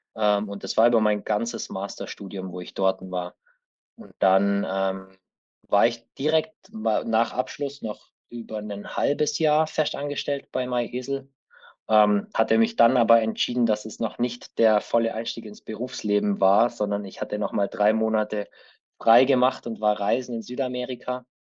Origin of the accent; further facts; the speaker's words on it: Allgäu, Bavaria, Germany; moved away as an adult; also born or lived in Remagen; ich bin gebürtiger Allgäuer und habe da auch, bis ich 18 war, gelebt.